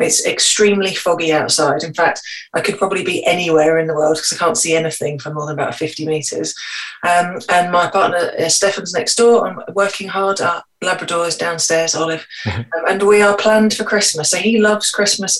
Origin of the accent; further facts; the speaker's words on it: Scotland, United Kingdom; I was born in Scotland.